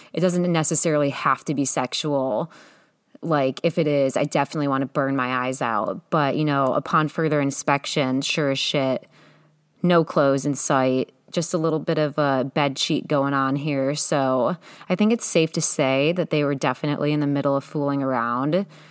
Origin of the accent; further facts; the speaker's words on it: Ohio, United States; moved away as an adult; now in California, United States; Being that I'm from Ohio, there's not much to do there